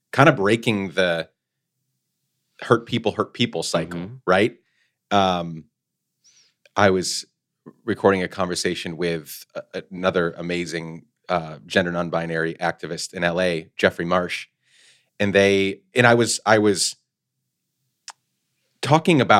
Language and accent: English; Guatemala; also born or lived in New York, United States; We grew up mostly in Guatemala, where my dad is from. Born in upstate New York, but we moved back to Guatemala for like 10 years when I was growing up.